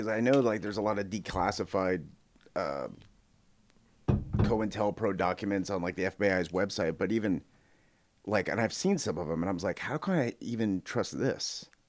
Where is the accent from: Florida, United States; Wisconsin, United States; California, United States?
California, United States; Central Valley; now in Austin, United States; I grew up in the Central Valley in California